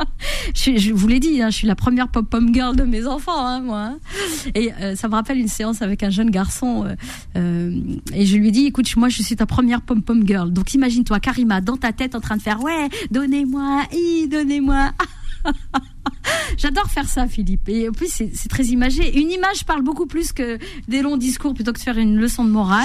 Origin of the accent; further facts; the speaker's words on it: Corsica, France; moved away; also born or lived in Morocco; J'ai grandi en Corse